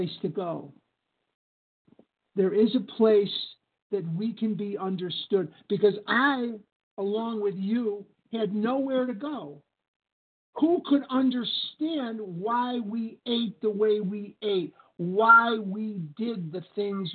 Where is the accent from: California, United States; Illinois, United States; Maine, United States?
Illinois, United States; Chicago; now in Scottsdale, United States; I live in Scottsdale, Arizona, but I'm born and raised in Chicago, Illinois, crown jewel of the Midwest.